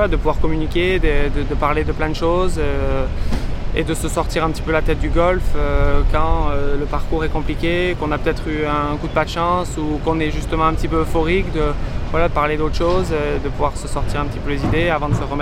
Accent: France; je vais faire le maximum pour me, pour en tant que Français.

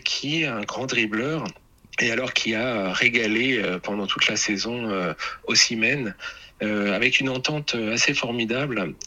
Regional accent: Normandy, France; moi je viens de Normandie, je suis un homme de la pluie

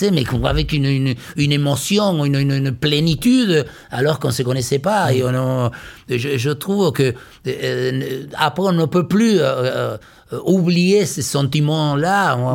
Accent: Liniers, Buenos Aires, Argentina; French is a second language; Je suis né à Liniers, j'ai toujours vécu.

